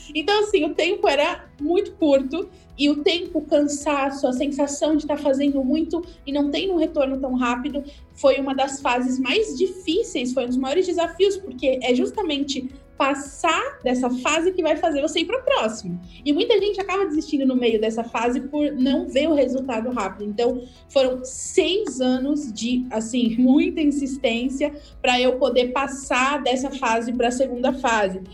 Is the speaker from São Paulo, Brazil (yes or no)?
yes; Santos, São Paulo, Brazil; eu sou de Santos.